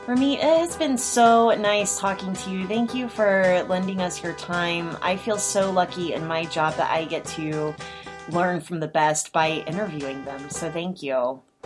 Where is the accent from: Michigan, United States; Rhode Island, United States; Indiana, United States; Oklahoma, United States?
Oklahoma, United States; I'm from Oklahoma